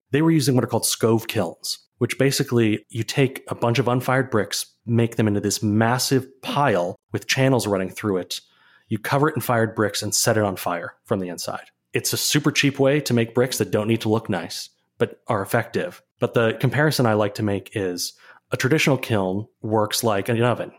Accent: Saint Paul, Minnesota, United States; moved away as an adult; now in Chicago, United States; I am from Saint Paul, Minnesota originally, which is a good brick town

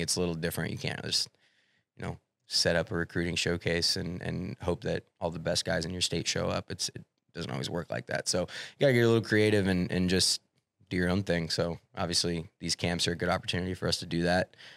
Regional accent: Clarinda, Iowa, United States; moved away; I lived in Clorinda for fourteen years

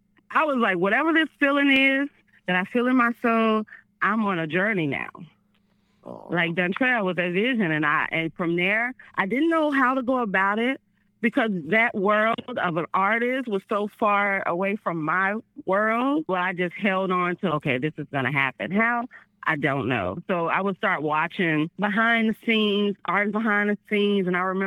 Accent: Memphis, Tennessee, United States; accent: Southern; I'm from Memphis. My accent was so Southern. I was like, my heart, my car.

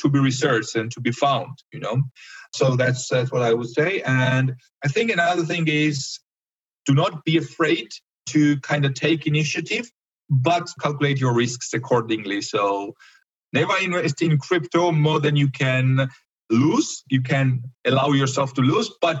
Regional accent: Georgia; from Georgia

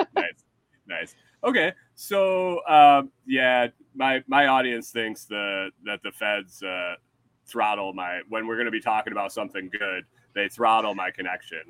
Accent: New York, United States; also born or lived in Minnesota; now in Texas, United States; I'm from New York

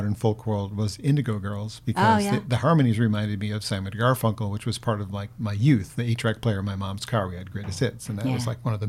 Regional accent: Warren, Michigan, United States; I grew up in Warren.

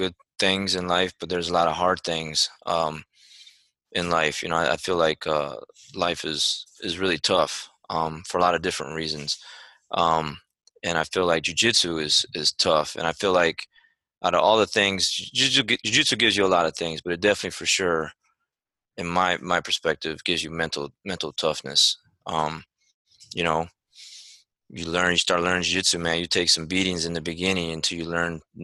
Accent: Saginaw, Michigan, United States; now in Arlington, United States; originally from and born and raised in Saginaw, Michigan

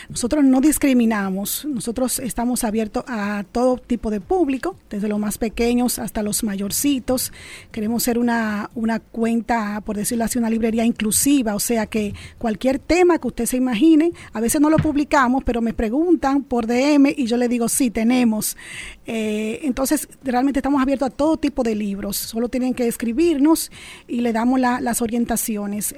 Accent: Dominican Republic

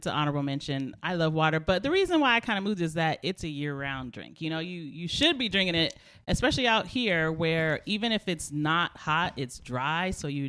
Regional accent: California, United States; I'm from California.

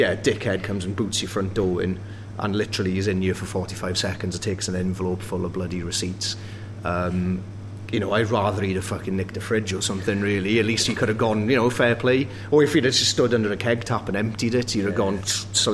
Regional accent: Wales, United Kingdom; now in Sheffield, United Kingdom; I've lived in England longer than I ever lived in Wales

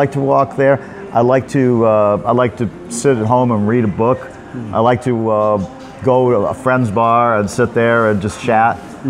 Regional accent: United States; moved away as an adult; now in Pattaya, Thailand

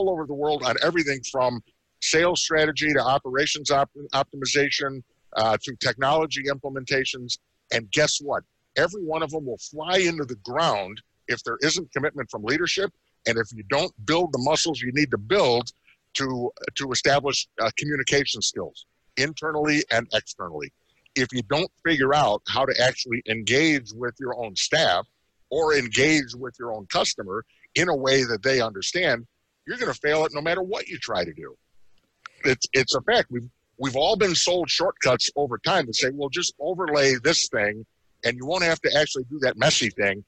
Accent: Chicago, Illinois, United States; I'm from Chicago.

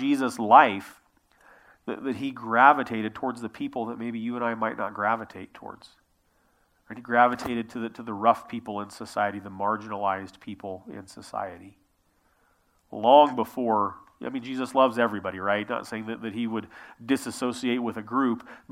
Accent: Prineville, Oregon, United States; I grew up in a small town. I grew up in Prineville.

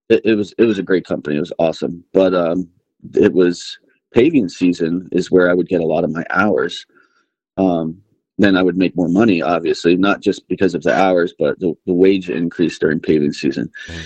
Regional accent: Pennsylvania, United States; moved away as an adult; also born or lived in Bradenton, Florida; now in West Texas, United States; I was born in Florida. We lived there not very long. And then we moved actually to Pennsylvania, Amish country. Mm-hmm. And that's where I grew up, man.

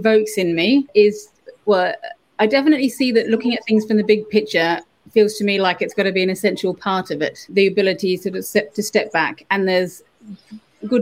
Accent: Australia; moved away; I grew up in the Australian bush

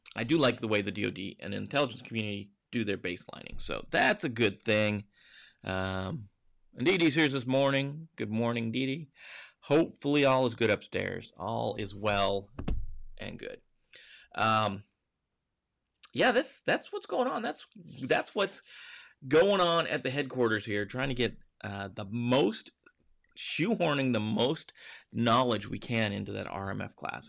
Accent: Montana, United States; I grew up in Montana

